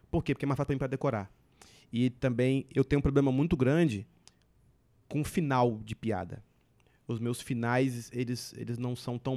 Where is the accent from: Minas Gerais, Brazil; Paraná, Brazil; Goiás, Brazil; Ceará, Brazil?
Paraná, Brazil; Curitiba; born there; eu nasci em Curitiba e em Curitiba de Negão tem eu e só.